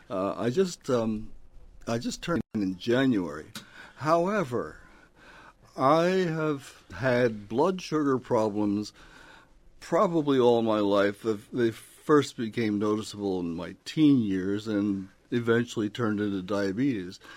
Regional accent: Philadelphia, Pennsylvania, United States; born there; also born or lived in Los Angeles / Syracuse / Northern Virginia / Dayton; I was born in Philadelphia, moved to Los Angeles, and then moved to various places, including Syracuse, Northern Virginia, Dayton, Ohio, uh, Seattle, and Austin, Texas.

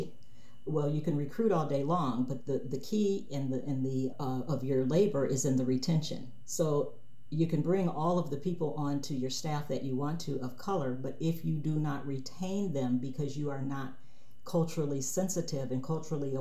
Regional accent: Cleveland, Ohio, United States; moved away; I grew up in inner city Cleveland, Ohio

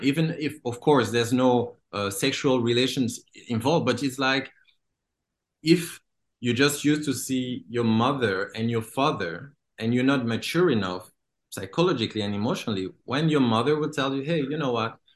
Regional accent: DR Congo; moved away; I was born and I grew up in Congo

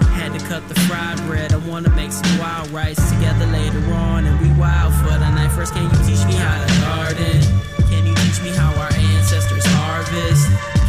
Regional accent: Minneapolis, Minnesota, United States; I came from Minnesota, a Minneapolis. Spirit Lake is the reservation that I'm enrolled in.

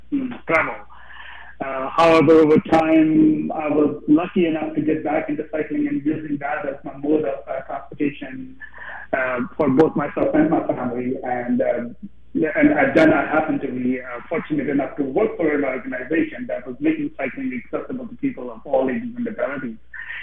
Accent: Chandigarh, India; now in Vancouver, Canada; Before I called this my home, I grew up in Chandigarh, a small city in India.

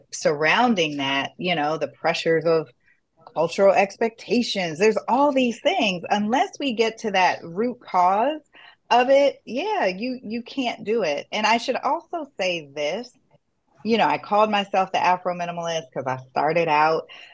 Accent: South Florida, United States; We grew up together in South Florida, and we are first gen

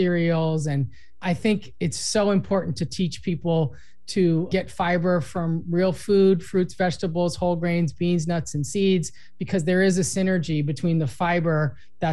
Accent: Los Angeles, California, United States; I grew up in Los Angeles.

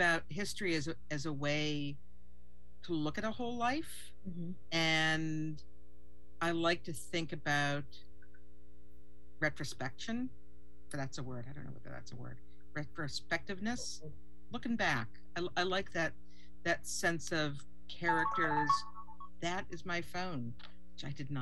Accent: Newton, Massachusetts, United States; moved away as an adult; also born or lived in Portland, Oregon / England; now in Texas, United States; I was born in Boston, and then my family moved to Portland when I was less than a year old, and we lived there and in England, and moved back to Boston to Newton when I was 7 and a half.

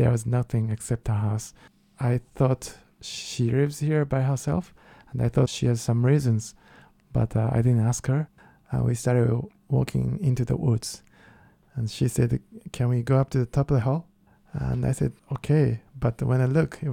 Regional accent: Kyoto, Japan; English is a second language; moved away; I am from Kyoto, which is the most traditional part in Japan.

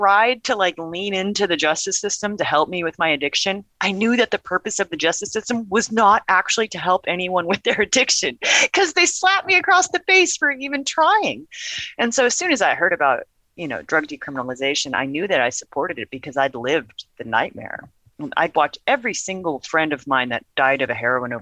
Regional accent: Portland, Oregon, United States; also born or lived in Gresham, Oregon; born and raised in Portland, Oregon

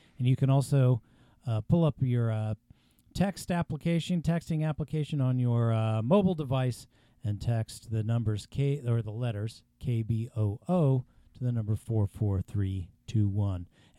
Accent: Central Illinois, United States; now in Portland, United States; I'm from the Midwest

